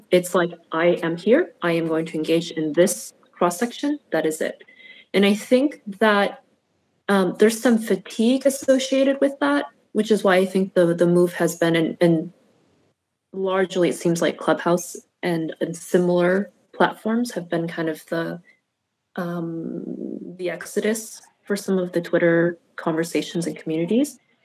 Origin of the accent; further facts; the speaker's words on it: United States; having been born and raised as an American